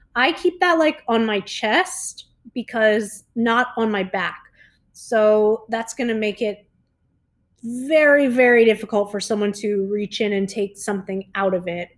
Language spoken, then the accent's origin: English; South Florida, United States; now in Mexico; I'm from South Florida